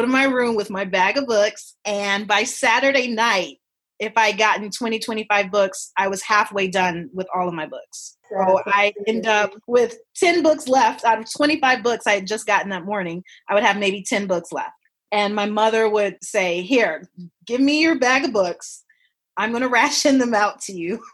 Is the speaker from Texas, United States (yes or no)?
no; Chicago, Illinois, United States; I grew up in Chicago in the 80s and the 90s.